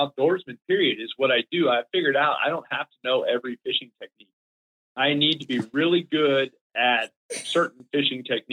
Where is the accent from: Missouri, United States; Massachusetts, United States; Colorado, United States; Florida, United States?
Florida, United States; South; moved away; We were dead broke growing up in Florida.